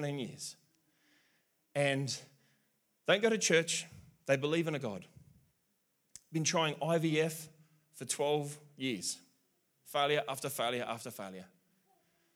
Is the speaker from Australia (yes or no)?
yes; South Australia, Australia; I'm South Australian.